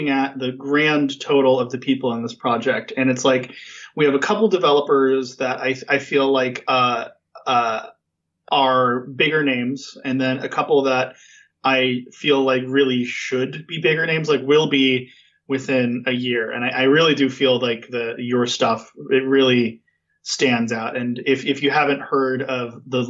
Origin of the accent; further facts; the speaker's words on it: California, United States; accent: California dude; I just sound like a California dude